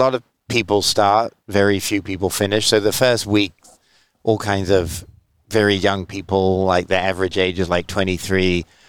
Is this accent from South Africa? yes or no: no; England, United Kingdom; I mean, I'm not, like, as I said, I'm from England.